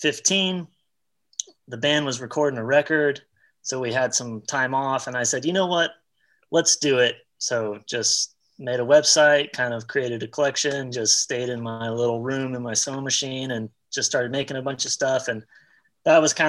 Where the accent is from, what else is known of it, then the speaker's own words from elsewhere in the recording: Dallas, Texas, United States; I'm originally from Dallas, Texas